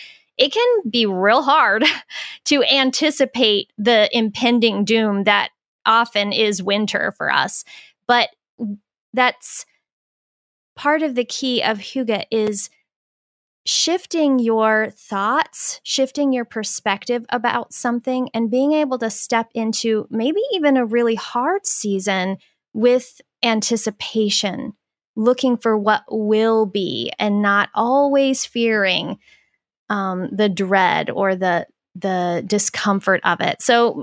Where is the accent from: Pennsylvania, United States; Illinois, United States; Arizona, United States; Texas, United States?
Arizona, United States; Phoenix; now in Minnesota, United States; I grew up in Phoenix, Arizona